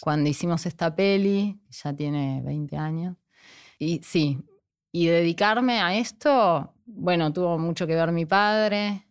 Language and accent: Spanish; Avellaneda, Buenos Aires Province, Argentina; moved away as an adult; also born or lived in Mexico; now in Jujuy, Argentina; yo viví toda mi infancia en Avellaneda hasta la adolescencia.